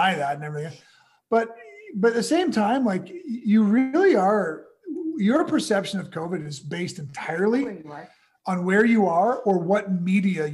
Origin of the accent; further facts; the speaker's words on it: Canada; moved away as an adult; also born or lived in Chicago, United States; now in Florida, United States; I was born in Canada, lived most of my adult life in Chicago, moved back to Canada, and then we came here.